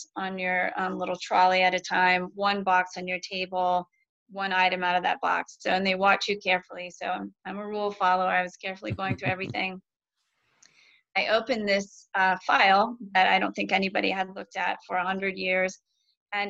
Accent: Lexington, Ohio, United States; moved away; I'm from Ohio originally, Lexington

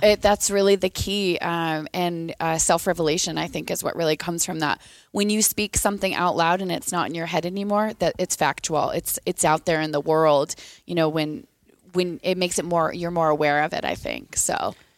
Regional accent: Eatonville, Washington, United States; I'm from Washington State. I'm from a super small town at the ba-, basement of Mount Rainier called Eatonville

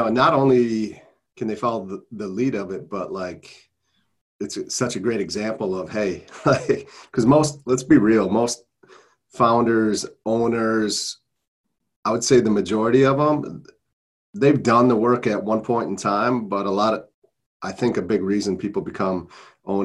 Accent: Minnesota, United States; I'm from Minnesota

